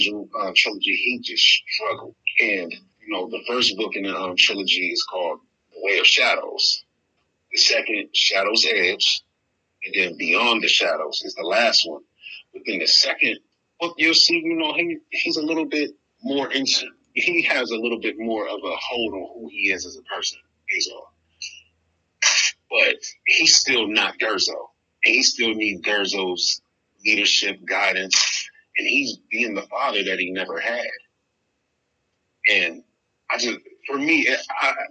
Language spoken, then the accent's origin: English; Erie, Pennsylvania, United States; I'm from Erie, PA. You know, I'm an author out of Erie, PA